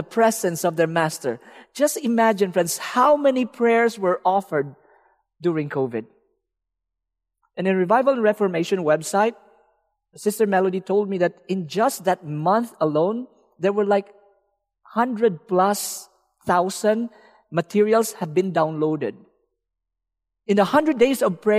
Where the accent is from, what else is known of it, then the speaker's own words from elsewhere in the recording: Philippines; I'm from the Philippines. There's a lot of beaches.